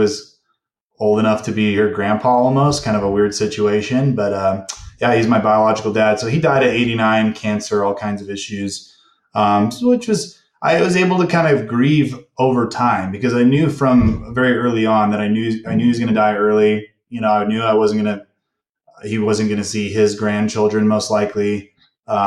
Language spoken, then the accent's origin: English; Ventura County, Southern California, United States; moved away as an adult; also born or lived in Utah; now in Salt Lake City area, Utah, United States; I moved out to Utah about 3 years ago from Southern California. I was born and raised in Southern California.